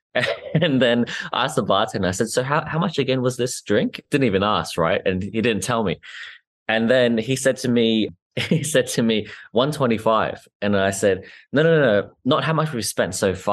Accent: Australia; I'm Australian, I'm, not from the US

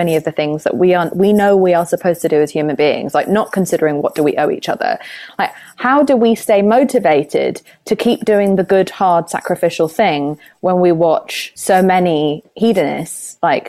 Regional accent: United Kingdom; I'm British

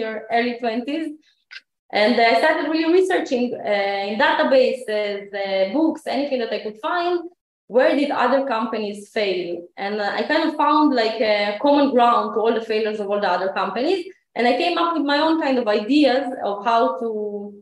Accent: Ukraine; now in Israel; I live in Israel, but I wasn't born here. I was born in Ukraine in 1986

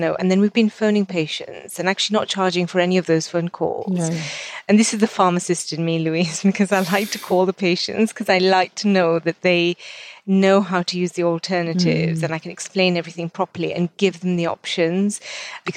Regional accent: Kenya; now in United Kingdom; I grew up in Africa, and our family home is still in Kenya

